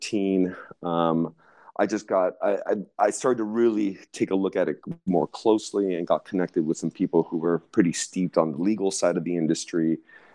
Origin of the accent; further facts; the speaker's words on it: Southern California, United States; I'm from California originally, born and raised in Southern California